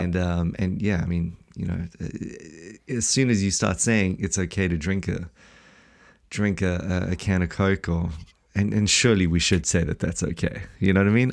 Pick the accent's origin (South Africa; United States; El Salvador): South Africa; now in New Zealand; we're from South Africa